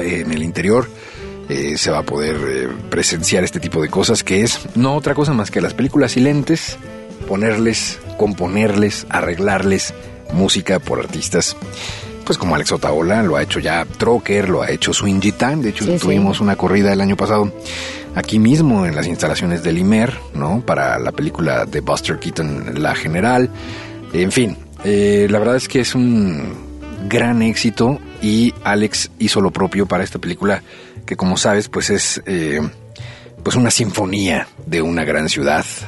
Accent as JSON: {"language": "Spanish", "country": "Mexico", "said": "nosotros los mexicanos"}